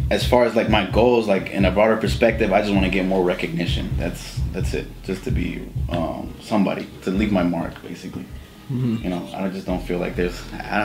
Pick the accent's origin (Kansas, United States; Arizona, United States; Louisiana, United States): Arizona, United States; born there; also born or lived in Mexico / Canada; now in Atlanta, United States; I'm from Arizona. {S3} Arizona? {S0} Yeah. Yeah, that's where I was born.